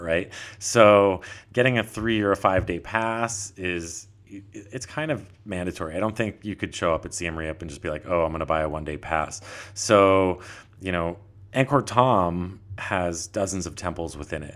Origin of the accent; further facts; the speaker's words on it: Vermont, United States; moved away as an adult; also born or lived in Honolulu, Hawaii; now in Thailand; I'm originally from Vermont